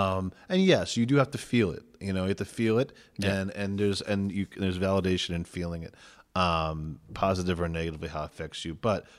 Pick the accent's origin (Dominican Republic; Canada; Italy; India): Dominican Republic; Santo Domingo, Distrito Nacional; Like, and I came from Santo Domingo.